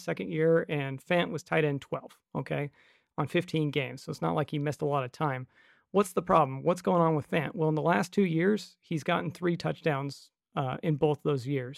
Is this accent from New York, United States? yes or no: no; Nebraska, United States; I'm from Nebraska